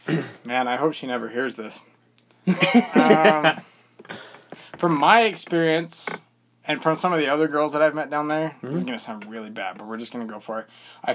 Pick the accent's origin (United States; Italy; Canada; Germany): United States; Bountiful, Utah; I'm from Bountiful, the land of plenty.